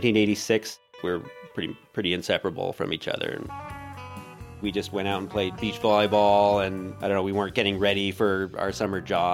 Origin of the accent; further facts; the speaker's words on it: Durham, New Hampshire, United States; now in California, United States; I'm from Durham, New Hampshire, but everybody out here